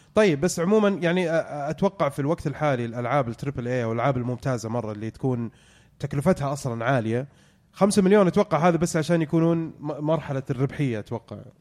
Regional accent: Saudi Arabia; عندنا في السعودية

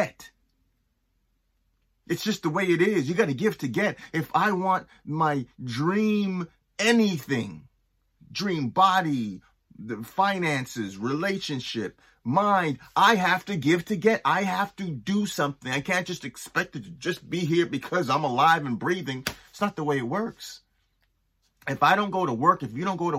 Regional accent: Toronto, Ontario, Canada; moved away; also born or lived in East Coast of Canada; I grew up in Toronto and I moved to the East Coast of Canada

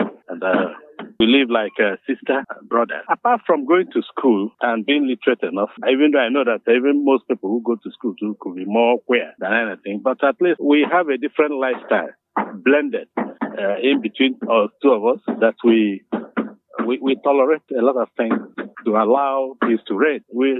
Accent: Ikeduru, Imo, Nigeria; I am from Amuyi Umunobo Oku in Ikeduru local government area of Imo State, Nigeria.

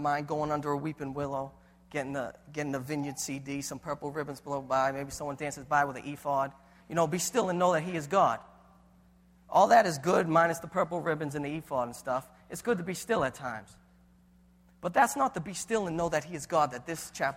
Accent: Boston, Massachusetts, United States; I have an Italian heritage. We don't talk about what we go through. We're from Boston

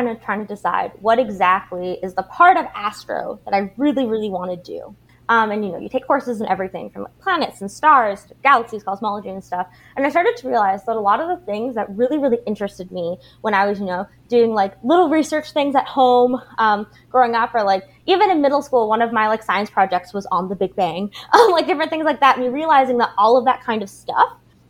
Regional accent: Abbotsford, British Columbia, Canada; we had like a public fine arts school where I grew up in Abbotsford

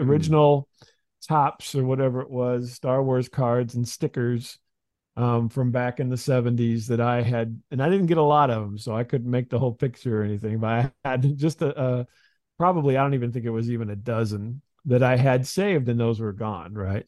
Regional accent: Midwest, United States; I grew up in the Midwest

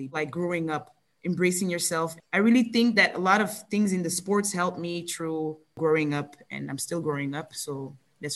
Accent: Belgium; I'm the only one that was born here

